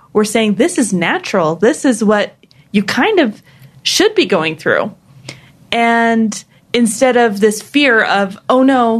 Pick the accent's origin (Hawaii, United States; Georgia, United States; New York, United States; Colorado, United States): Hawaii, United States; I'm from Hawaii